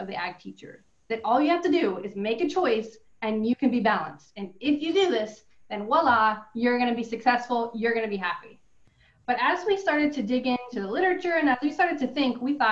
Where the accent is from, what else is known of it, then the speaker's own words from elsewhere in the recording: California, United States; moved away as an adult; now in Oregon, United States; I'm originally from California, taught high school ag there for about 5 years before coming to Oregon State